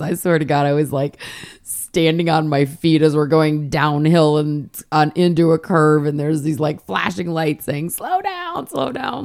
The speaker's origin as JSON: {"language": "English", "region": "Michigan", "country": "United States", "tie": "born or raised there", "also_born_or_lived": "Hilton Head Island, South Carolina", "moved": "yes", "said": "I grew up in Michigan"}